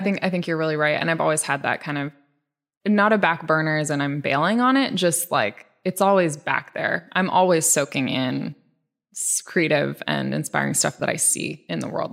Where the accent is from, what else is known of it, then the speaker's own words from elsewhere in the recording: Bainbridge Island, Washington, United States; also born or lived in Ballard, Seattle; I was born in Ballard and then we moved to Bainbridge when I was about 6